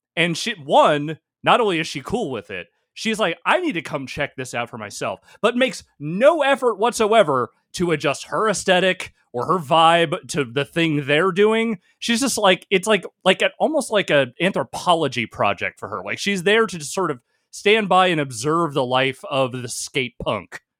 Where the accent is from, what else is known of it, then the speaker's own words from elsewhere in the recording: Northern California, United States; also born or lived in Virginia; I was into skateboarding before I moved to California, like, when I was still a kid in Virginia